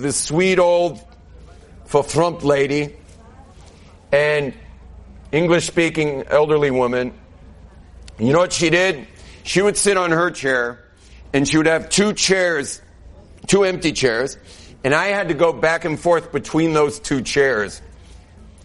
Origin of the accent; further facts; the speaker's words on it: Southern California, United States; moved away as an adult; now in Jerusalem, Israel; I grew up in Southern California where there's no such thing as normal